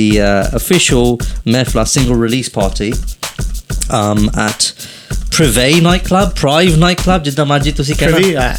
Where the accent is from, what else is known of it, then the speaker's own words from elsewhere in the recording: England, United Kingdom; It's not because I'm from England.